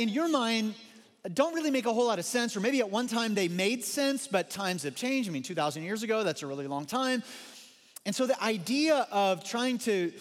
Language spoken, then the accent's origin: English; Missouri, United States; moved away; growing up in Missouri